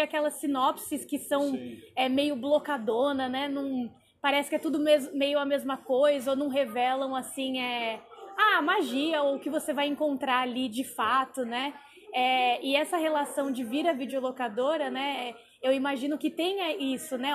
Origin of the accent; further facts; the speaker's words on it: Embu das Artes, São Paulo, Brazil; eu sou de Imbu das Artes